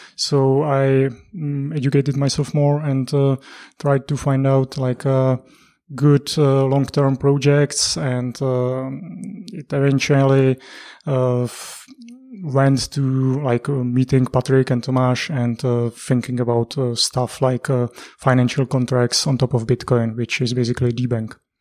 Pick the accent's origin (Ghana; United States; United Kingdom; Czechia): Czechia; Prague; I'm from Prague as well. I was actually, uh, born, mm, not that far away from Prague, and I lived in Prague for thirty years